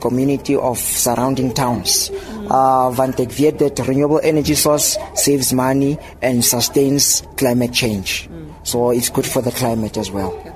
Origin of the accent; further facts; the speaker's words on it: Lengli, Free State, South Africa; Ek kom van Lengli af hier in die Vrystaat